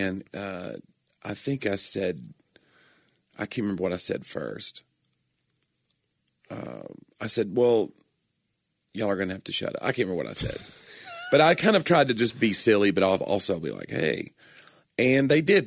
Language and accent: English; Nashville, Tennessee, United States; I'm from Nashville